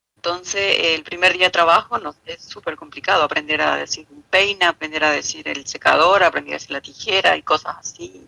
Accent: small town in Misiones, Argentina; moved away as an adult; also born or lived in Oberá, Argentina / Buenos Aires, Argentina; now in Marbella, Spain; del pueblito de donde nací y crecí hasta los 22 años

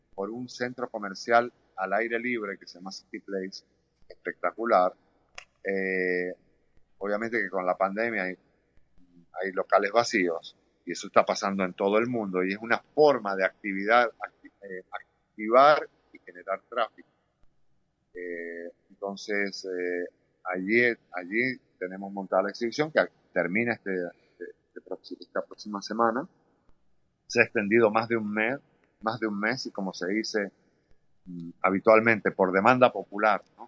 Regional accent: Mendoza, Argentina; also born or lived in Europe / United States; now in Doral, United States; yo me fui de Mendoza muy joven

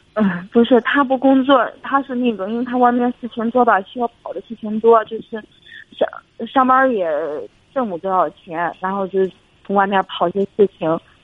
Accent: Shandong, China; now in Beijing, China; 我老家是山东的

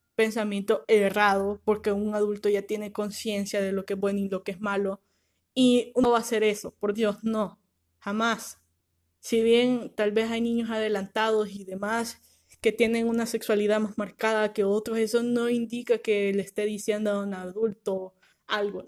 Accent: El Salvador; nosotros como país, o sea, El Salvador

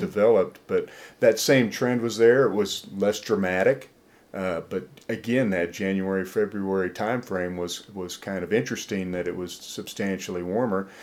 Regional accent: Iowa, United States; also born or lived in Mississippi / Alabama; now in Tennessee, United States; I grew up in Iowa

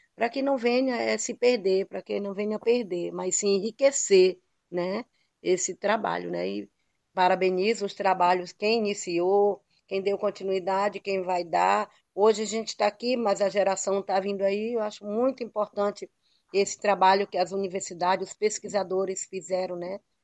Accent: Arariboia Indigenous Territory, Maranhão, Brazil; eu sou Guajajara, eu sou, se eu sou Teneterrara, eu sou aqui do Araribóia

